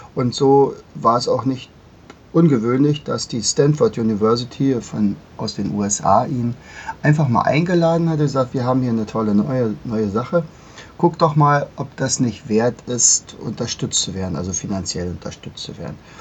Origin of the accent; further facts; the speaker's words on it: Germany; bei uns in Deutschland